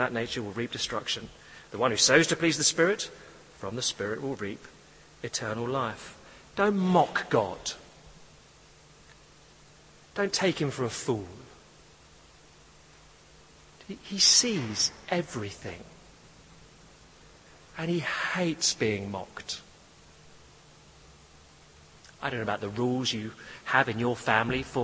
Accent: England, United Kingdom; I'm English

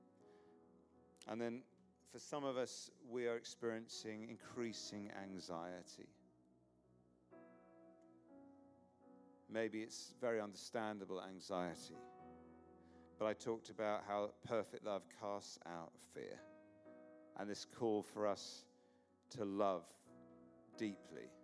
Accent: England, United Kingdom; I'm English

